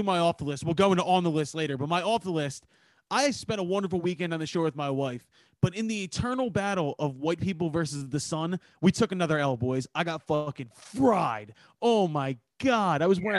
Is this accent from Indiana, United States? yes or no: no; Philadelphia, Pennsylvania, United States; I'm from Philly.